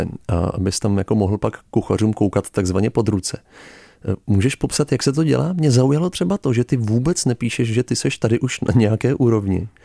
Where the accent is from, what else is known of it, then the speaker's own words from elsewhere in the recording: Prague, Czechia; jako Čech, jako Pražák